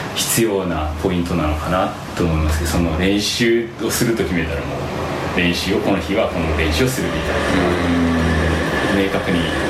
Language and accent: Japanese; Wakayama, Japan; moved away as an adult; also born or lived in Osaka; 和歌山県の和歌山市ですね和歌山県